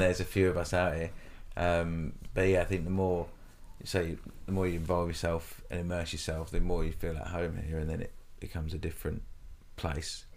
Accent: United Kingdom; moved away as an adult; now in Australia; I obviously come from the U K. I came to Australia about eight years ago

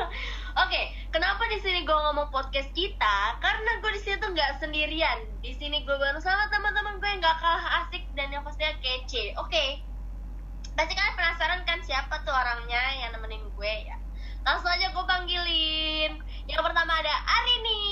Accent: Jakarta, Indonesia; moved away; gua asalnya dari Jakarta, ya pasti agak nyablak

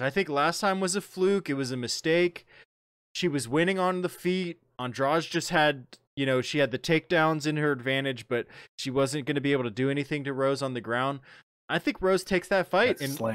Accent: Ohio, United States; Columbus, Ohio, my home state

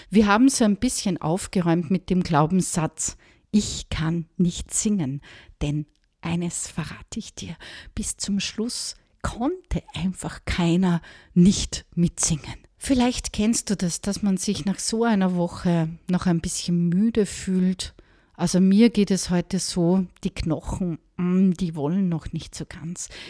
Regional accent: Austria; der scheint wohl gerade eine Laus über die Leber gelaufen zu sein, sagt man bei uns in Österreich, wenn jemand ganz schlecht drauf ist.

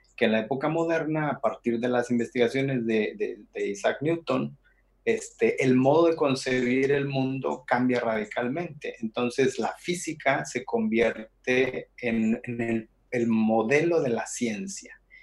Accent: Monterrey, Nuevo León, Mexico; moved away as an adult; now in Mexico City, Mexico; Soy originario de Monterrey, Nuevo León

